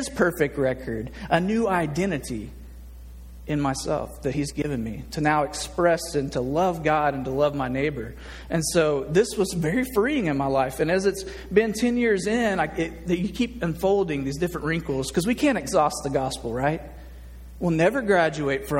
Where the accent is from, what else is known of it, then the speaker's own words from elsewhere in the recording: Nashville, Tennessee, United States; now in Little Rock, United States; I grew up in Nashville, Tennessee, in the South